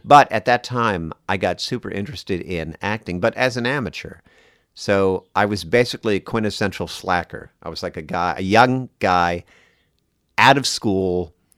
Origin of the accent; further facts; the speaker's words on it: New Jersey, United States; I grew up in New Jersey